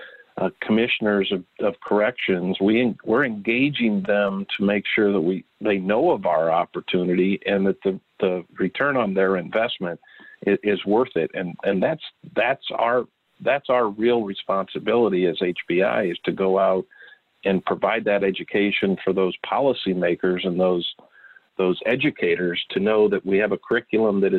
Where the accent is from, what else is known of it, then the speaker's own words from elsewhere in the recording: Bloomington, Illinois, United States; I'm from Bloomington, Illinois